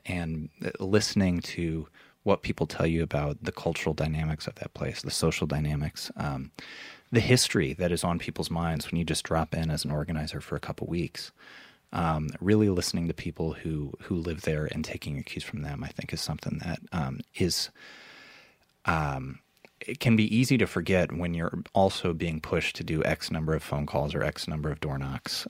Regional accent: Iowa City, Iowa, United States; I grew up in Iowa, um, in Iowa City, which is, uh, the college town of Iowa

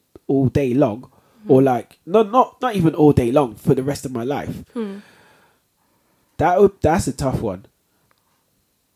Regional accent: Leicester, East Midlands, United Kingdom; I was born in Leicester

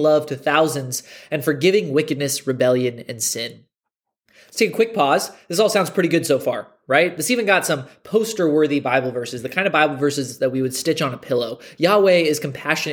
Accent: United States; America, our country

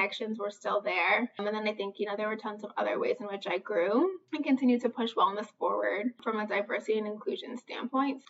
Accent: New York City, New York, United States; moved away as an adult; now in Chicago, United States; I was born and raised in Brooklyn, New York. I had just recently moved to Chicago

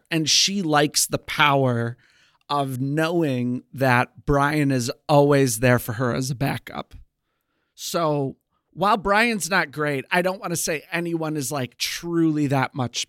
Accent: Chicago, Illinois, United States; also born or lived in New York / Missouri; now in Texas, United States; We're from Chicago

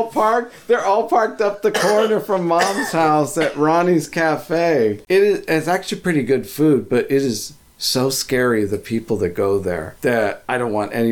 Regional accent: Phoenix, Arizona, United States; moved away; I'm from Phoenix.

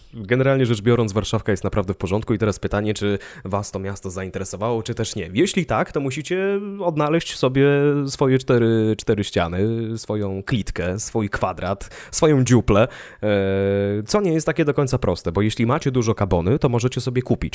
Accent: Ostrowiec Świętokrzyski, Świętokrzyskie Voivodeship, Poland; now in Warsaw, Poland; pochodzę z Ostrowca i w tym mieście zdawałem egzamin na prawo jazdy

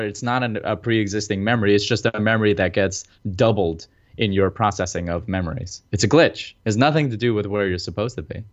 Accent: New Jersey, United States; We're both from Jersey

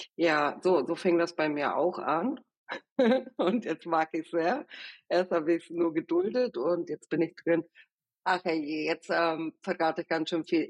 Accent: Kiel, Schleswig-Holstein, Germany; accent: Norddeutsch; also born or lived in Venezuela; now in Berlin, Germany; Ich bin in Venezuela aufgewachsen. Mit sieben Jahren sind wir dann, oder als ich sieben Jahre alt war, gemeinsam mit meiner Familie nach Kiel gezogen.

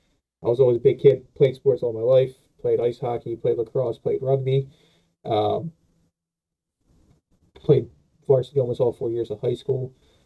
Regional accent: Philadelphia, Pennsylvania, United States; accent: Philly; I'm from Philadelphia, PA, you know, the city of brotherly love and full of hatred.

